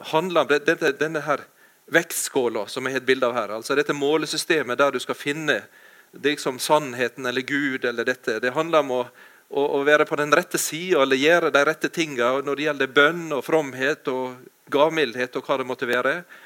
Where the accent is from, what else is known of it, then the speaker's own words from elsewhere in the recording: Ålesund, Møre og Romsdal, Norway; now in Jæren, Norway; jeg kommer fra Ålesund, Ellingsøya, men jeg har bodd i mange år på Jæren.